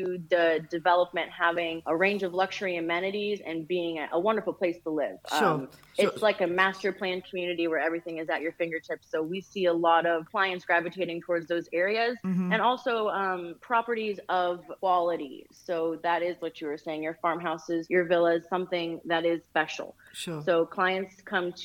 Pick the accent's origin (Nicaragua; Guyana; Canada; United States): United States; accent: American; now in Malta; I have an American accent, not the most beautiful, but for British English. But I grew up in the States